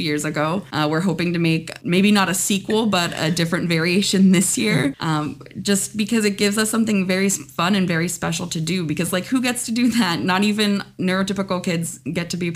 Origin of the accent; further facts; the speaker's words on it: Pittsburgh, Pennsylvania, United States; moved away as an adult; now in Florida, United States; I'm born and raised from Pittsburgh.